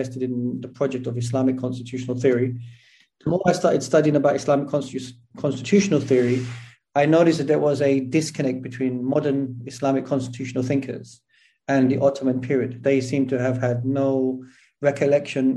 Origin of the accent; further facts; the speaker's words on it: London, United Kingdom; moved away as an adult; also born or lived in Tooting / Syria; now in Turkey; I was born in South London, Clapham. So I was born and raised in Clapham.